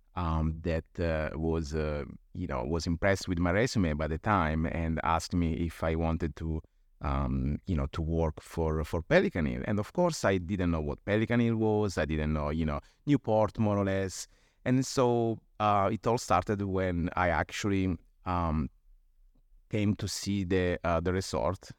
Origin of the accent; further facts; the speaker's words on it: Apulia, Italy; moved away; I was born and raised in Italy, in, uh, Puglia, uh, on the southeast coast of Italy